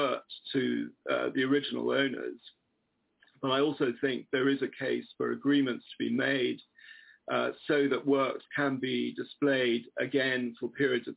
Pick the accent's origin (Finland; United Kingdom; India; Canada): United Kingdom; England; I've been in contemporary African art promoting it for 20 odd years as an English person